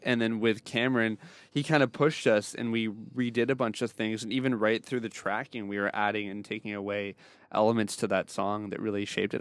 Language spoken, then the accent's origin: English; Canada; we're a bunch of Canadians here.